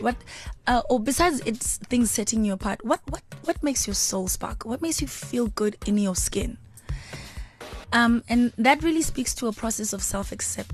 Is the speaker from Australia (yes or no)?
no; South Africa; from South Africa. I'm made in South Africa.